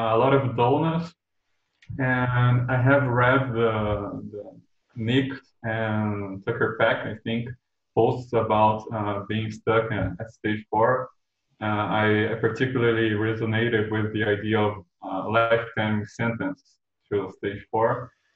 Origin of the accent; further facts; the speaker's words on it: Brazil; I'm from Brazil